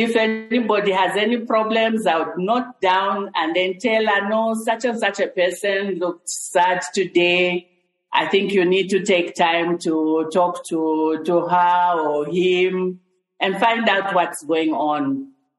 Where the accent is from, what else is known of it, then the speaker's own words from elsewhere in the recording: Chingola, Copperbelt Province, Zambia; now in Lusaka, Zambia; I grew up in Chingola.